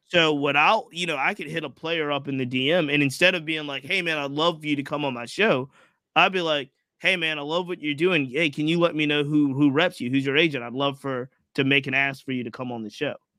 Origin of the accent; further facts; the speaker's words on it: Virginia, United States; I'm local, so I grew up in Virginia.